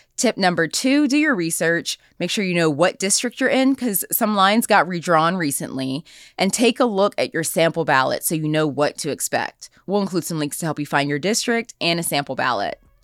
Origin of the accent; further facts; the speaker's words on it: Wilkinsburg, Pennsylvania, United States; I'm from Wilkinsburg